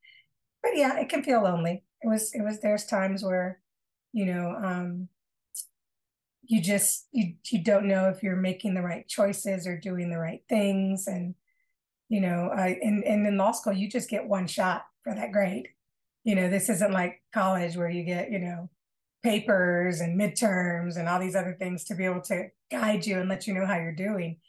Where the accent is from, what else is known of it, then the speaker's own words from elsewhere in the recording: Battle Creek, Michigan, United States; moved away as an adult; also born or lived in Grand Rapids, Michigan; I was moving from my hometown in Battle Creek, Michigan, to a larger city, Grand Rapids, Michigan